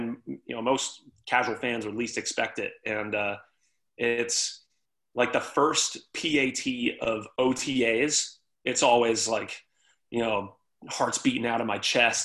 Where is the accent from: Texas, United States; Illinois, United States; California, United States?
Texas, United States; now in Baltimore, United States; like you said, I came from Texas. I had no real ties to this part of the country, this area, or this town.